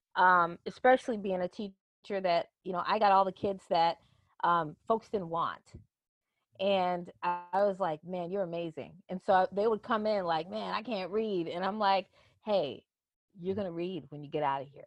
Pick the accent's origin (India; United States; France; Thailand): United States; Chicago, Illinois; Chicago, and, and that's my hometown